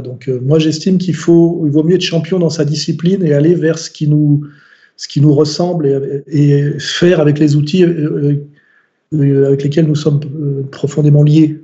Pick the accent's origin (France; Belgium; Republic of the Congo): France; en tant que français, catholique, culturel